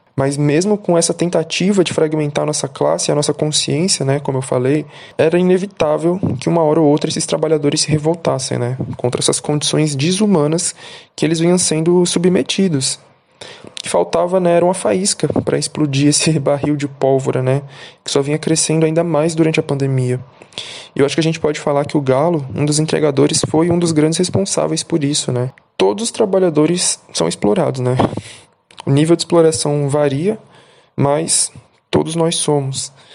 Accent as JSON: {"language": "Portuguese", "region": "São Paulo", "country": "Brazil", "tie": "born or raised there", "lives_now": "Guarulhos, Brazil", "said": "sou cria da Brasilândia, zona norte de São Paulo, e atual morador de Guarulhos"}